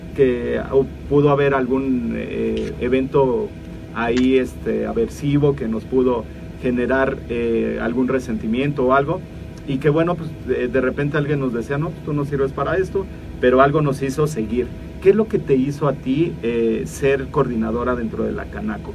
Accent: Mexico; como mexicanos

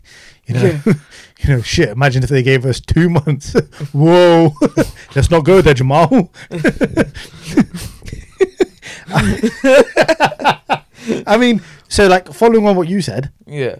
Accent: United Kingdom; also born or lived in Pakistan (ancestry); We're British Asians

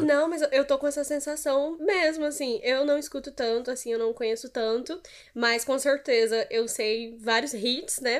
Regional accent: São Paulo, Brazil; now in Espírito Santo, Brazil; eu não sou capixaba, eu sou paulista

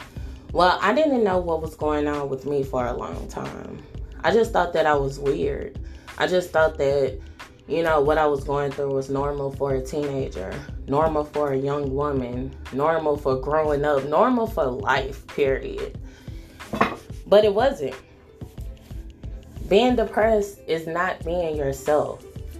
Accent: the South, United States; You know, like, I grew up in the South.

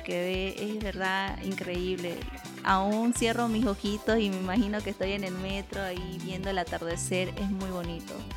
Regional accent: Bolivia; also born or lived in Basque Country, Spain; como los bolivianos que somos calientitos

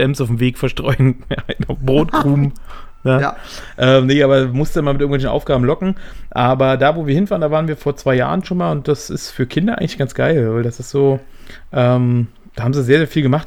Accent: Berlin, Germany; ich bin ja nun Ur-Berliner, ne? Also geboren in Berlin, mein ganzes Leben in Berlin gelebt

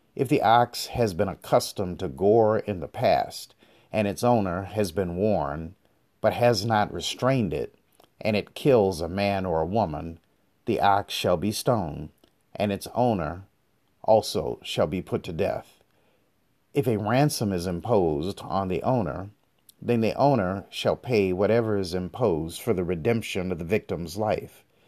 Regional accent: United States; also born or lived in Detroit; I come from the African American community in America

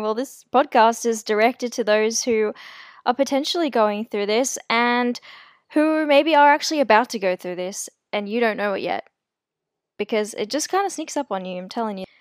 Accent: South Africa; I was born in South Africa, and my family and I are considered colored

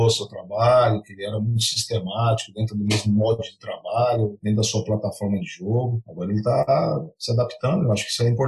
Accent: Santos, São Paulo, Brazil; a gente é de Santos e acompanha bastante aqui

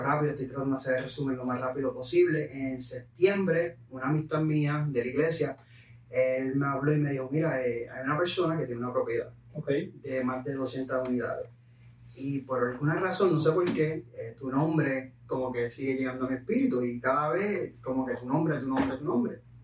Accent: Puerto Rico; moved away; yo vengo de Puerto Rico, eh, mi madre pues falleció a los 11 años, yo tenía 11

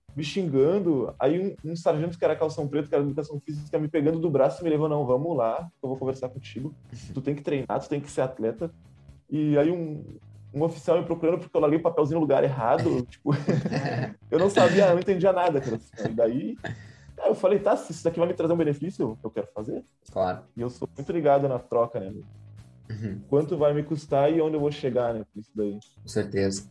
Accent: Santana do Livramento, Rio Grande do Sul, Brazil; Eu sou natural de Santana do Livramento, aqui da fronteira com, com o Uruguai

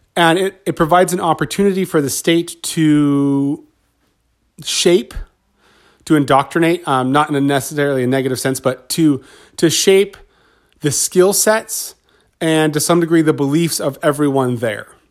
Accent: Southern California, United States; I grew up in Southern California

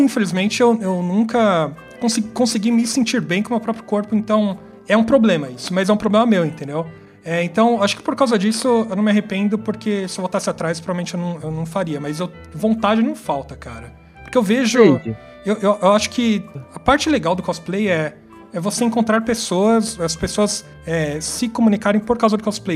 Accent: São Paulo, Brazil; vivi minha vida inteira em São Paulo

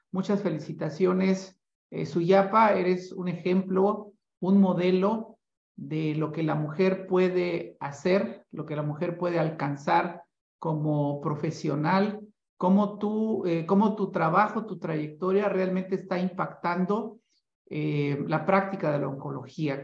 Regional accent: Mexico

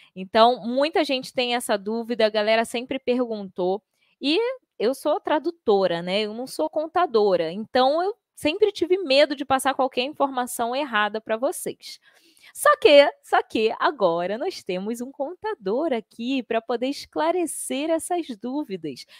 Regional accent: Rio de Janeiro, Brazil; Eu sou do Rio de Janeiro

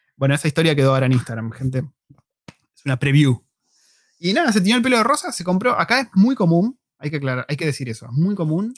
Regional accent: Argentina; como argentino forro que soy

